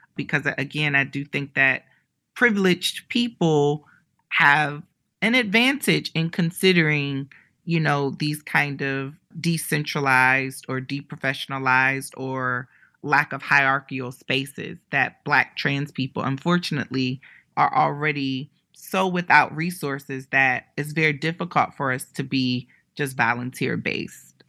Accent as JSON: {"language": "English", "region": "Ohio", "country": "United States", "tie": "born or raised there", "also_born_or_lived": "New York City", "moved": "yes", "said": "I'm from Ohio and, you know, I tell people so much, there's, there's no L G B T center where I grew up"}